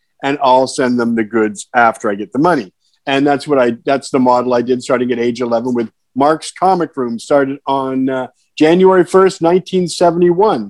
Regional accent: London, Ontario, Canada; now in North Vancouver, Canada; I'm from a little less industrial town, London, Ontario

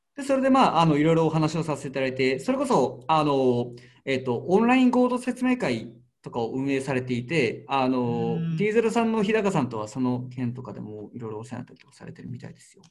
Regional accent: Karatsu, Saga, Japan; 僕が出身でもある唐津の唐津焼き

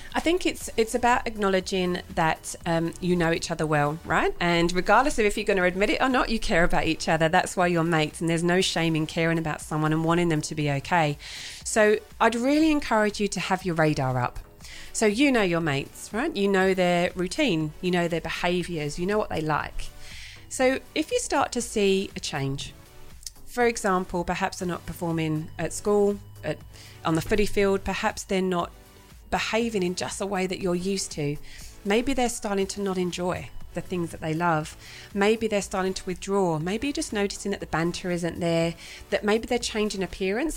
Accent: England, United Kingdom; moved away as an adult; now in Australia; So I'm originally from England. I've been in Australia now for 15 years

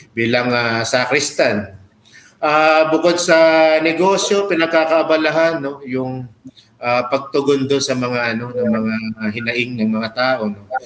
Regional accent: Parañaque, Metro Manila, Philippines; pinanganak, pinanganak at lumaki ko sa ano sa uh, bagong sikat split sa Baclaran, Parañaque City.

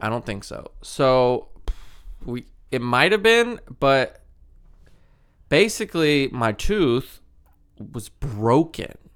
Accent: Mobile, Alabama, United States; I'm from Mobile

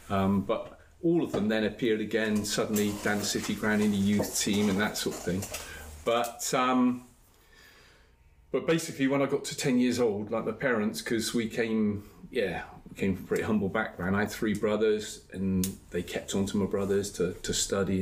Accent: Bristol, South West England, United Kingdom; also born or lived in Clifton, Bristol; I was brought up in Knowle. My mother calls it Upper Knowle.

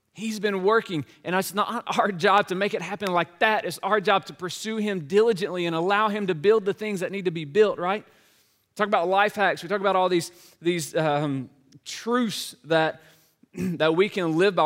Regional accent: Laurel, Mississippi, United States; moved away as an adult; also born or lived in Nashville, Tennessee; my hometown of Laurel, Mississippi

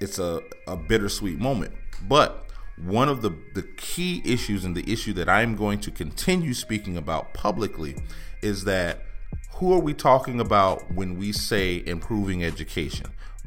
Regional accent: Allendale, South Carolina, United States; now in Charleston, United States; Allendale, South Carolina.

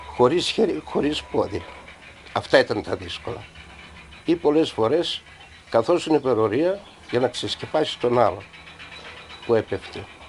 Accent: Palaiopoli, East Macedonia and Thrace, Greece; moved away as an adult; also born or lived in Belgium; παιδικά χρόνια μαζί με τους φίλους μου εδώ στην Παλιάπολη

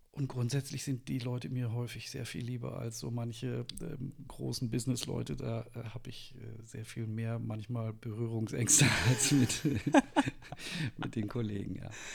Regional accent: Münster, North Rhine-Westphalia, Germany; moved away as an adult; also born or lived in Nuremberg; now in Wolfsburg, Germany; bin äh, geboren in Münster in Westfalen

